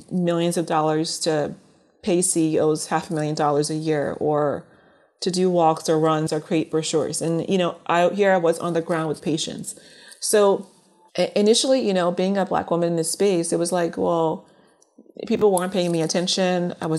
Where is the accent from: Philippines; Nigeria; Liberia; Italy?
Liberia; born there; moved away; I'll be honest, being that I was born in Liberia and immigrated here, I didn't think of color as being an issue at first.